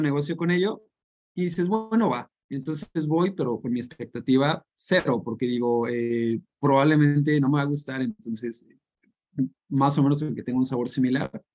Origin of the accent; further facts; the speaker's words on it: San Luis Potosí, Mexico; moved away as an adult; now in York, United Kingdom; soy de San Luis y hace dos años me vine aquí a York a vivir